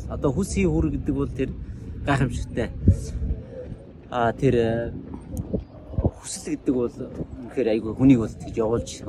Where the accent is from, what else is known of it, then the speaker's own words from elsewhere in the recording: Mongolia; би бол Монгол ер хүн аа би Монгол хүн учраас одоо миний цусаар Чингисийн цус урсж байна гэдэг ч юм те.